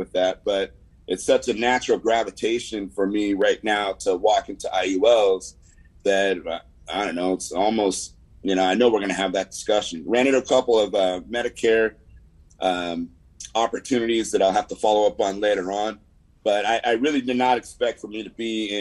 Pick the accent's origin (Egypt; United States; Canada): United States; the Valley, California; accent: Valley; I have this accent that, you know, maybe you're like, hey, man, he doesn't sound black all the time. Like, well, that comes from the Valley